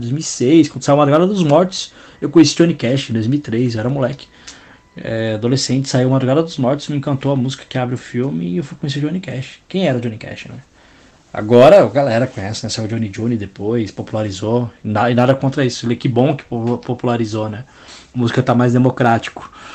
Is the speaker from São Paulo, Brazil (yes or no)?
yes; São Paulo, Brazil; Cresci no Jardim São Luís, Zona Sul de São Paulo, próximo do Capão, Parque Santo Antônio